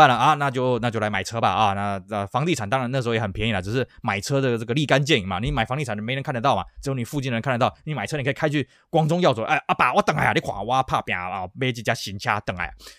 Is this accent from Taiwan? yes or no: yes; Taiwan; 我们台湾这边